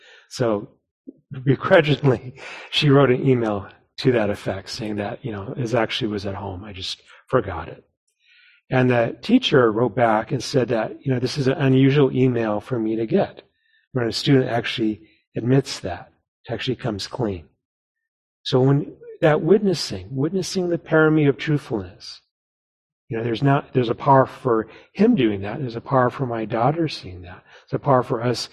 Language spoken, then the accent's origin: English; New Mexico, United States; now in Seattle, United States; where I grew up in New Mexico